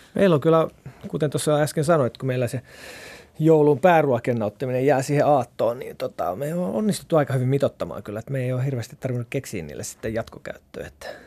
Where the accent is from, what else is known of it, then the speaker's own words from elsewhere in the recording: South Ostrobothnia, Finland; Mä oon Etelä-Pohjanmaalta kotoisin